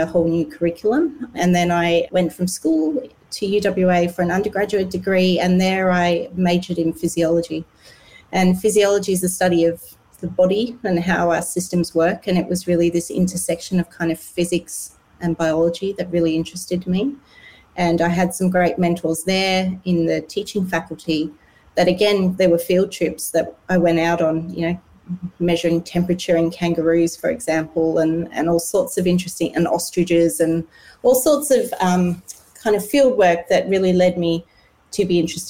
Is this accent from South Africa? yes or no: yes; Cape Town, Western Cape, South Africa; now in Perth, Australia; I grew up in Cape Town in South Africa